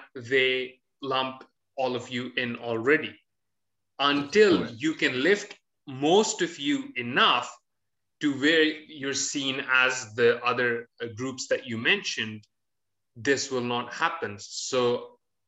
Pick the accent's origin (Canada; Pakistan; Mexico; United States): Pakistan; I'm a Pakistani and I'm a top earning Pakistani